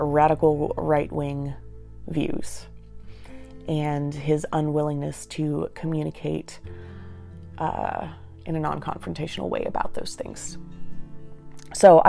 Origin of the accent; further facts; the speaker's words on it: United States; moving back to my hometown, which is in rural America, very much Trump country